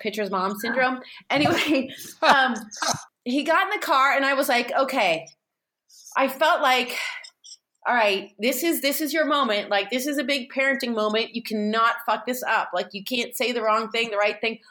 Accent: San Francisco, California, United States; I'm from San Francisco and like had hippie parents

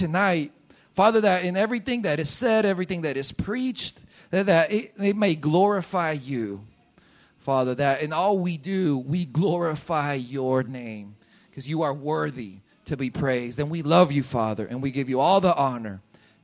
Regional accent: Colombia; moved away as an adult; I was born in Colombia. I've lived in Colombia for 30 years. Of my 34 years, I've lived 30 years in Colombia

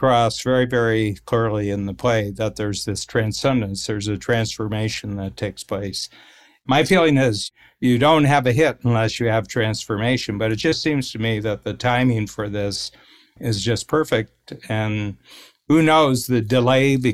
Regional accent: Northern Ohio, United States; We're both from Northern Ohio, sort of, you know, blue collar

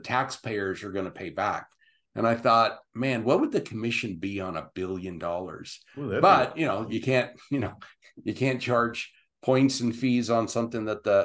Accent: Southern California, United States; moved away as an adult; now in Utah, United States; That was home

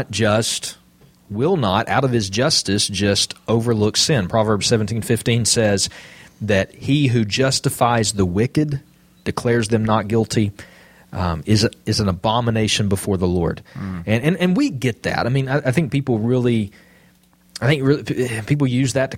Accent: Jasper, United States; I'm from Jasper

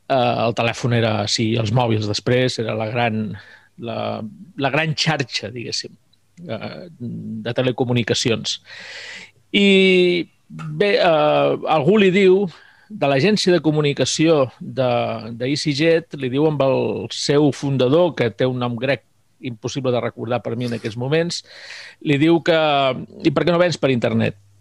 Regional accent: Mallorca, Balearic Islands, Spain; moved away; also born or lived in Segur de Calafell, Catalonia; com a mallorquí sempre m'havia quedat la cosa de tornar a Mallorca

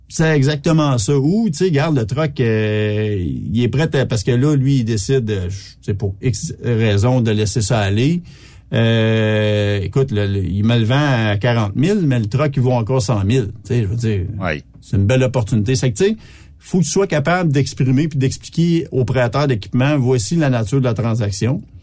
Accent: Petite-Nation, Quebec, Canada; Je suis même pas un bleuet, je suis un gars de la petite nation

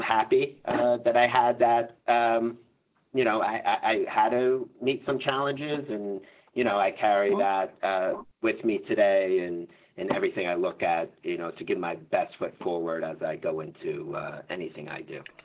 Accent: Florida, United States; I come from Florida

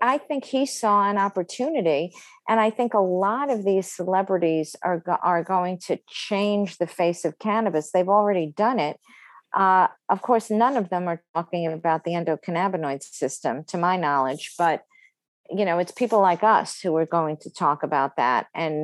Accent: New York City, New York, United States; I grew up in Brooklyn

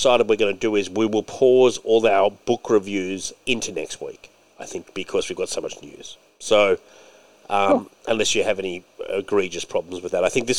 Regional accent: Scotland, United Kingdom; Because you are right, I'm Scottish too. And by the way, a lot of Scottish people, when they watch Braveheart, are like, fuck the English.

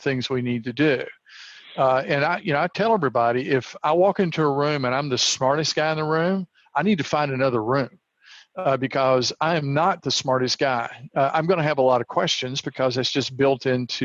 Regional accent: the South, United States; I was raised in the South

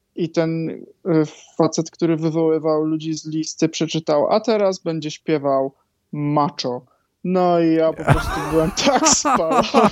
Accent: Greater Poland, Poland; also born or lived in Warsaw; ja pochodzę z Wielkopolski

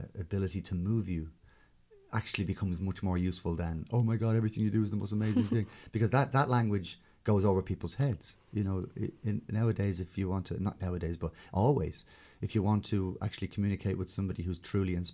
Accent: Ireland; me being Irish Catholic

